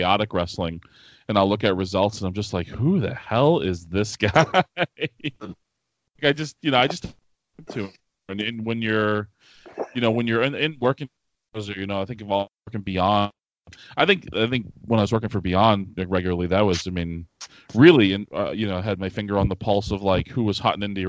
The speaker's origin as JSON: {"language": "English", "town": "Manchester", "region": "New Hampshire", "country": "United States", "tie": "born or raised there", "said": "the city I grew up in, Manchester, New Hampshire."}